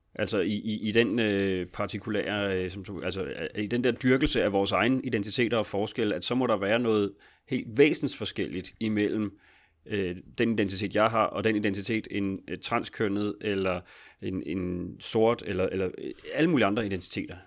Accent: Capital Region of Denmark, Denmark; Nu er jeg jo også fra Region Hovedstaden

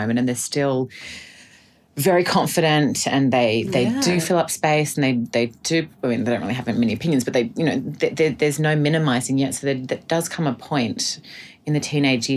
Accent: Australia; as Australian women

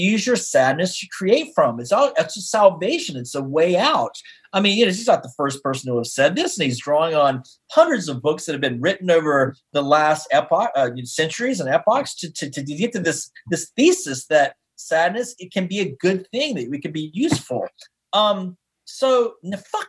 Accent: Taylorsville, North Carolina, United States; now in New York, United States; in my hometown of Taylorsville, North Carolina

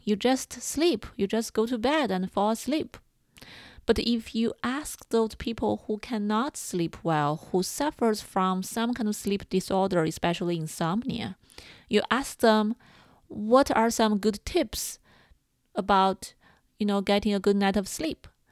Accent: China; moved away; I grew up in China

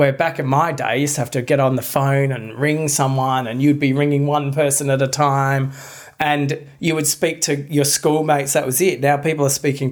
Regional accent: Australia; we're Australian

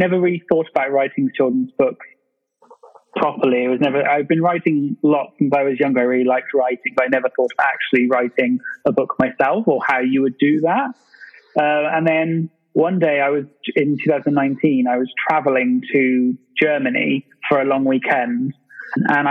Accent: England, United Kingdom; also born or lived in London; you may have guessed from the accent, I'm from England. I'm currently living in London

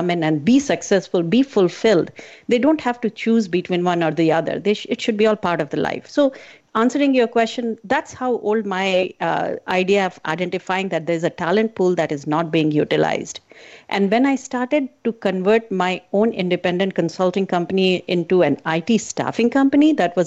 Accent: India; I was born in a very, I call it as a conservative family growing up in India

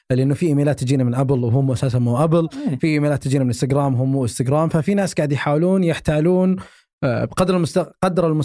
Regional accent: Saudi Arabia; موجود عندنا في السعوديه

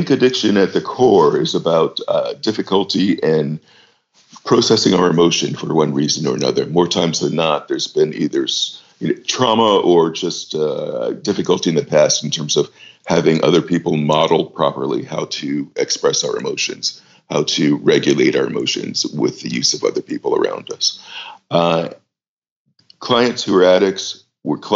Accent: United States; moved away as an adult; also born or lived in New York; now in London, United Kingdom; I'm American by birth and worked in New York for a number of years, about 13 or so, before moving to London.

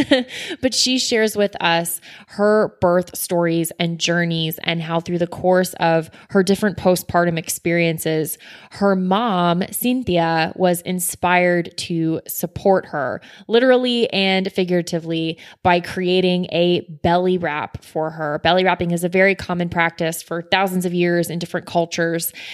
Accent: Weston, Florida, United States; my hometown of Weston, Florida

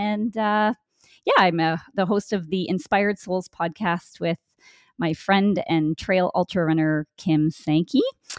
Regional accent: Winnipeg, Manitoba, Canada; I'm from Winnipeg, Manitoba, Canada. So it's pretty much central Canada.

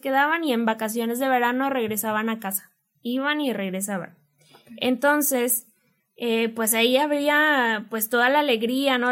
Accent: Monterrey, Nuevo León, Mexico; nosotros somos bien regias de Monterrey.

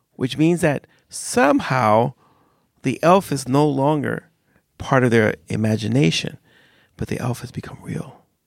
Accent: United States; now in Sweden; I grew up in America.

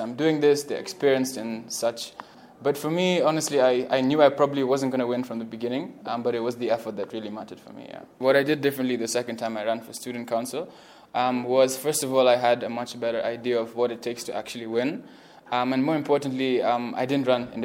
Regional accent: Mombasa, Mombasa County, Kenya; moved away as an adult; now in Nairobi, Kenya; I'm originally from Mombasa. Yeah, I'm here in Nairobi to study

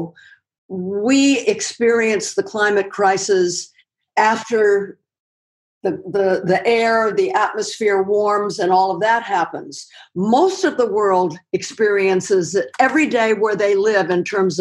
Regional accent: Los Angeles, California, United States; moved away; I grew up in Los Angeles, starting in the late 30s, and then moved back here

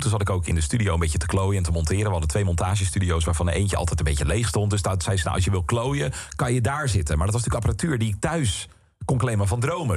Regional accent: Boskoop, South Holland, Netherlands; moved away as an adult; also born or lived in Alphen aan de Rijn / Utrecht; ik kom uit Boskoop. Uh, supermooi dorp, leuk dorp, maar natuurlijk wel gewoon echt een klein dorpje. En ik had dan op school gezeten in Alphen aan de Rijn jarenlang

